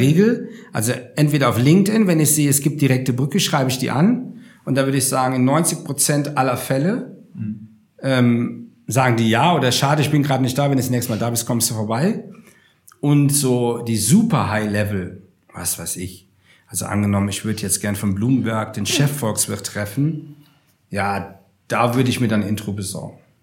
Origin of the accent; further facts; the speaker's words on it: Rhineland, Germany; moved away as an adult; also born or lived in Upper Palatinate / Munich; als ich meine Heimat verlassen habe, vor 22 Jahren, und bin von, vom, hm, vom, äh, von, äh, vom Rheinland quasi in die Oberpfalz gezogen